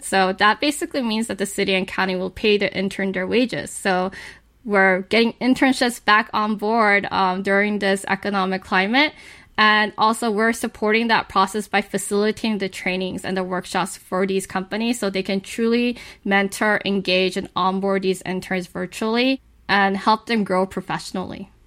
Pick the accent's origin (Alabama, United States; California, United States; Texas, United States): California, United States; Los Angeles; I was actually born and raised in Hollywood.